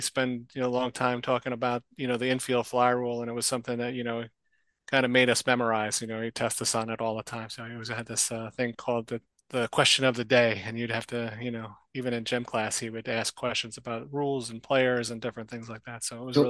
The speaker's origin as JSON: {"language": "English", "town": "Clark", "region": "New Jersey", "country": "United States", "tie": "born or raised there", "said": "This was back in Clark, New Jersey at Charles Brewer School."}